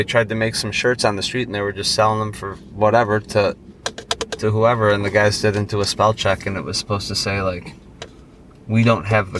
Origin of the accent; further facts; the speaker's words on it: Lombard, Illinois, United States; I'm from Lombard.